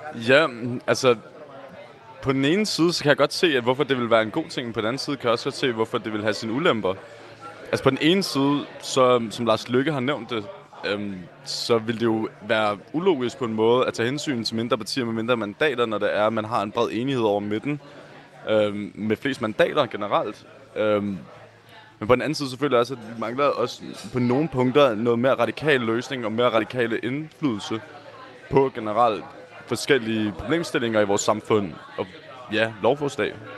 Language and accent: Danish; Copenhagen, Capital Region of Denmark, Denmark; jeg er selv fra Nørrebro, som også generelt er meget rødt